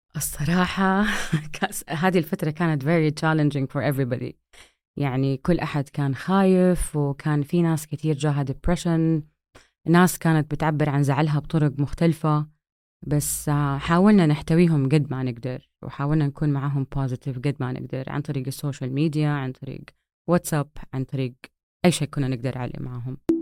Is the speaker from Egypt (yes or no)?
no; Saudi Arabia; moved away as an adult; also born or lived in United States / Vancouver, Canada; اتولدت في أمريكا لأنه بحكم دراسة أبويا برا وبعدين آه، رجعنا وأنا تقريبا آه، على بداية مراحلي الابتدائية